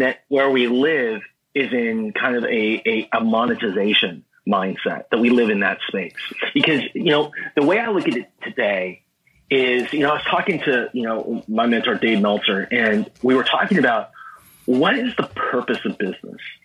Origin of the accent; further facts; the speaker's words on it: Southern California, United States; I grew up in Southern California. I'm right. a SoCal guy